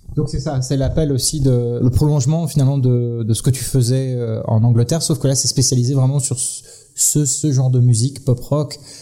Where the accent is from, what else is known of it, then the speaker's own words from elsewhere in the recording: western France, France; en tant que Français, ayant vécu dans l'ouest de la France